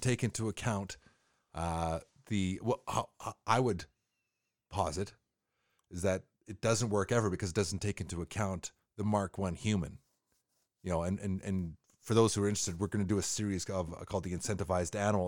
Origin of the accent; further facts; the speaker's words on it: Canada; as a Canadian